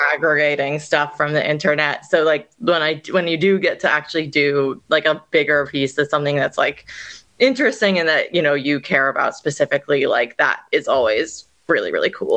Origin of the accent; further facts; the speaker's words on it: Northern California, United States; moved away as an adult; also born or lived in New York; now in Australia; where I grew up in Northern California